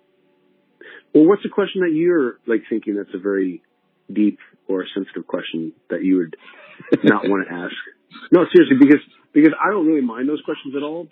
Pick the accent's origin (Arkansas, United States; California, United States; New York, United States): New York, United States; I'm born and raised in New York